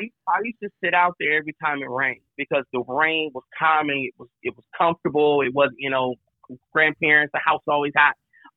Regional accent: Flint, Michigan, United States; moved away as an adult; also born or lived in Atlanta; now in Chicago, United States; Born and raised in Flint, Michigan. Currently reside in Chicago. I've lived all around the world, including Atlanta at one point in time for a couple years.

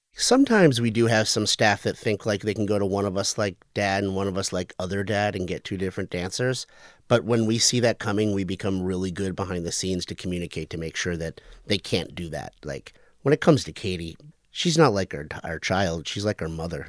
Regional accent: Connecticut, United States; moved away as an adult; also born or lived in Fort Lauderdale; now in Boston, United States; I'm originally from Connecticut

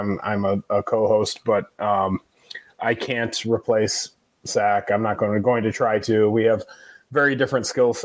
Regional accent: Grosse Pointe Woods, Michigan, United States; I grew up in Grosse Pointe Woods, Michigan

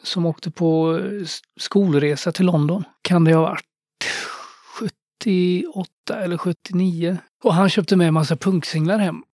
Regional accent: Skövde, Västra Götaland, Sweden; Jag växte upp i Skövde som man kanske kan höra på min dialekt.

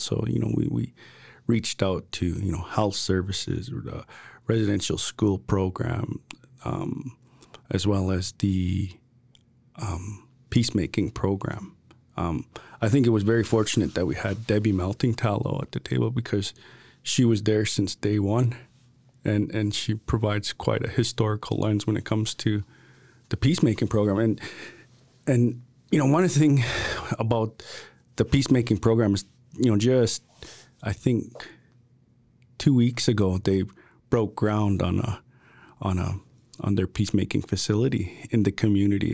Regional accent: Piikani Nation, Alberta, Canada; I'm from the Piikani Nation

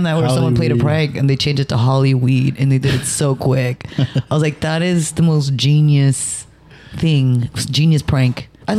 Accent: United States; born or raised there

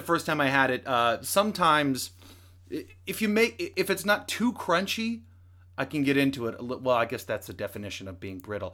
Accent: the Northwest, Pacific Northwest, United States; we're from the Northwest, but never considered moving to Salem

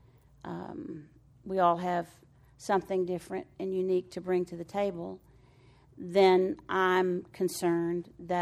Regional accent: Floydada, Texas, United States; moved away; I'm from Floyd Ada, Texas

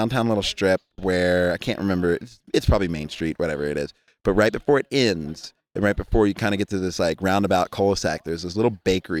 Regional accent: East Coast, United States; also born or lived in Jamaica; For the record, I am Jamaican. I'm Caribbean. Growing up on the East Coast.

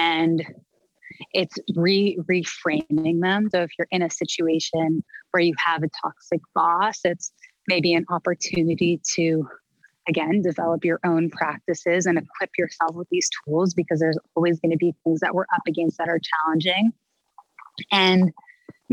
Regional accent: Canada; moved away; I'm a Canadian girl at heart

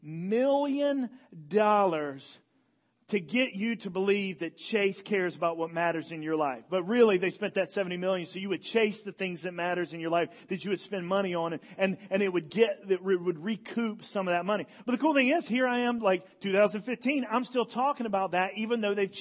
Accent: Elizabeth City, North Carolina, United States; I'm from Elizabeth City, North Carolina.

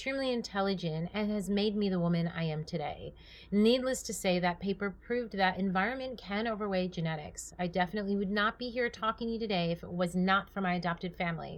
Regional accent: New York, United States; moved away as an adult; also born or lived in California; now in Tustin, United States; I was born and raised in New York

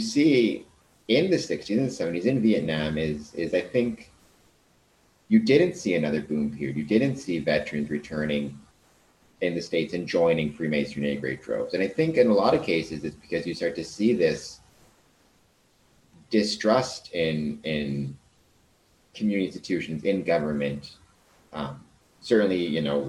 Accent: Canada; we're Canadian

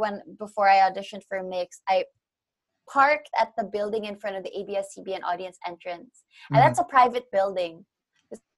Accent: Canada; now in Philippines; I grew up in Canada, so I learned Tagalog through OPM

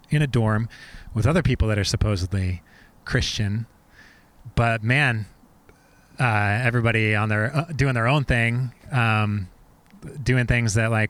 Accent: Oregon City, Oregon, United States; So I grew up in Oregon City

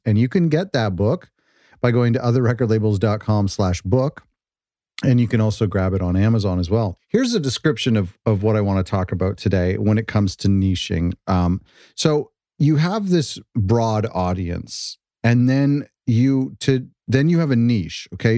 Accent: Canada; I'm Canadian

